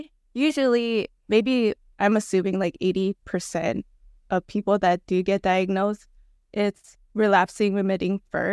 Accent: Los Angeles, California, United States; born there; now in Long Beach, United States; Both of my parents are from Pangasinan. I was born in Los Angeles and currently streaming from Long Beach, California.

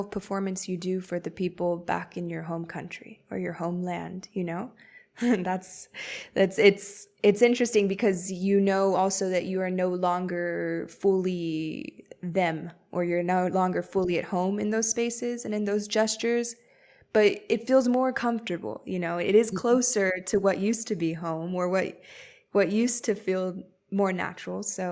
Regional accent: Miami, Florida, United States; I grew up in Miami

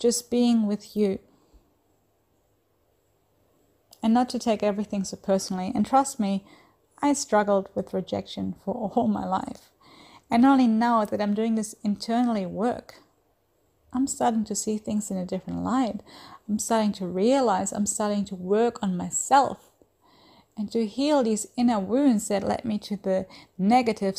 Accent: Germany; moved away as an adult; now in Australia; I'm originally from Germany. I have lived in Australia for the last 10 plus years

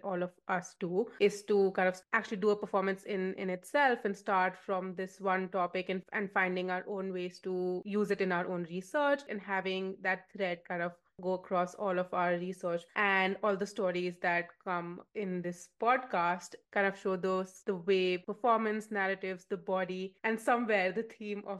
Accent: New Delhi, Delhi, India; moved away; I am originally from New Delhi, India

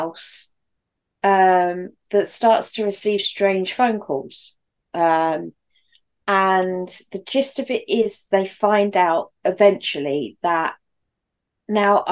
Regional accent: United Kingdom; as a Brit

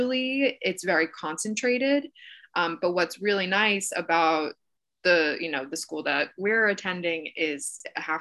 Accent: Oyster Bay, New York, United States; also born or lived in Syracuse; now in New York City, United States; I grew up just outside of New York City on Long Island in a small town called Oyster Bay.

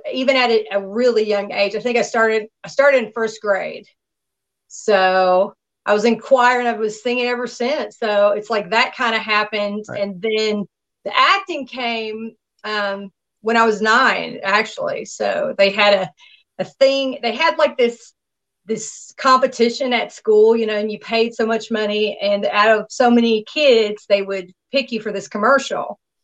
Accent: Nashville, Tennessee, United States; also born or lived in Miami, Florida; now in Los Angeles, United States; my hometown, my stomping ground is Tennessee

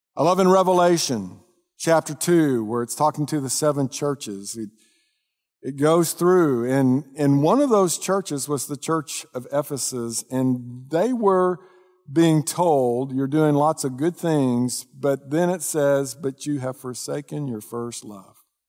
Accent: Dallas, Texas, United States; I grew up in the North Dallas area

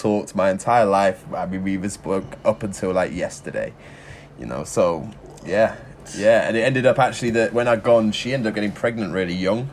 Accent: Leicester, East Midlands, United Kingdom; moved away; I grew up in Leicester for pretty much my entire childhood

